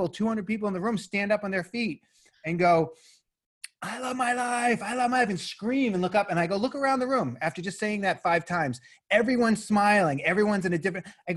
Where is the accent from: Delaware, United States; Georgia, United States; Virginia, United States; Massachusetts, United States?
Massachusetts, United States; Boston; moved away as an adult; also born or lived in Los Angeles, California; now in Bend, United States; I grew up in Boston for 23 years